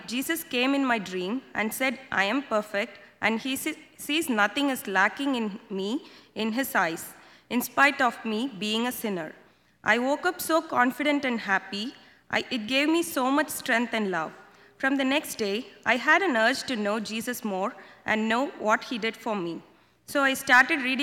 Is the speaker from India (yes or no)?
yes; India; moved away; I was born in India and brought up in a Christian family.